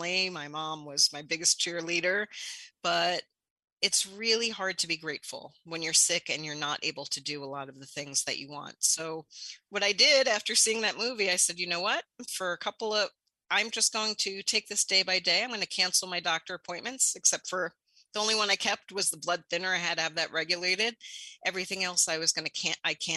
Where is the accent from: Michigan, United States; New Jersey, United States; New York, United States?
New York, United States; New York City; I grew up in New York City, saw addiction firsthand